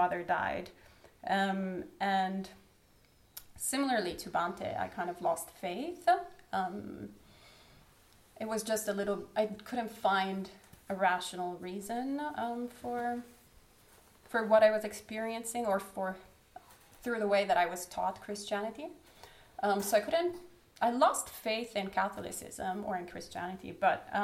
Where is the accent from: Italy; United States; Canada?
Italy; I was born in Italy, so the land of the Pope